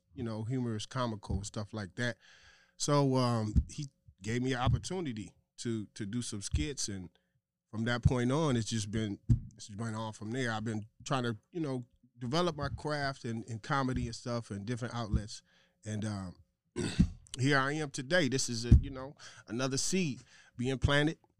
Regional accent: Minneapolis, Minnesota, United States; also born or lived in Atlanta, Georgia; I'm from Minneapolis, Minnesota. You know, I've stayed here for pretty much most of my life

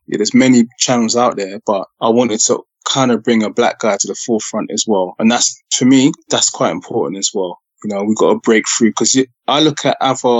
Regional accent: Ghana; It's Ghanaian. Yeah. I'm Ghanaian.

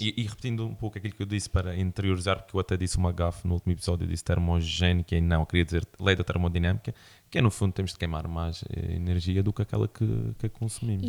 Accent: Madeira, Portugal

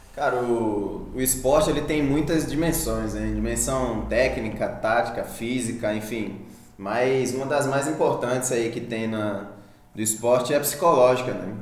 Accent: Maceió, Alagoas, Brazil; now in Araxá, Brazil; eu sou, eu sou de Maceió, eu moro aqui em Araxá há quatro anos já

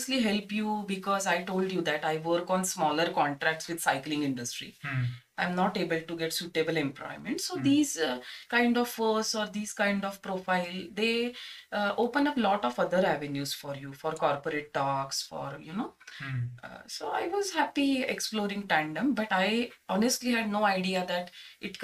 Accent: Mumbai, Maharashtra, India; I grew up in Mumbai

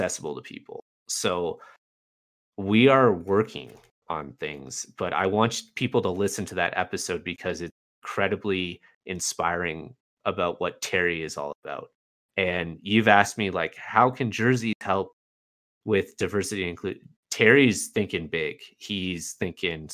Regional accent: Canada; as a Canadian

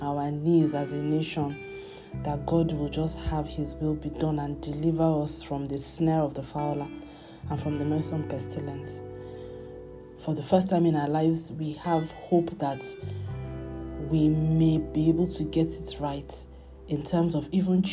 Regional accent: Nigeria; as a Nigerian

